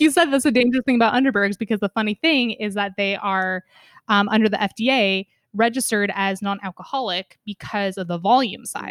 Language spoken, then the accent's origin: English; West Coast, United States; as an American living on the West Coast for my entire life